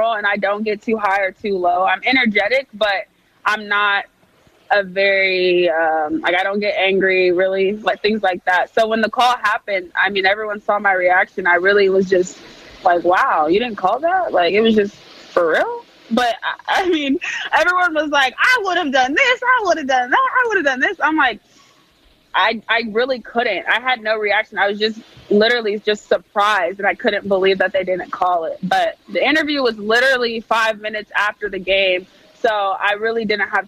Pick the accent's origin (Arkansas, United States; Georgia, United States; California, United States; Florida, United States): California, United States; I'm a California girl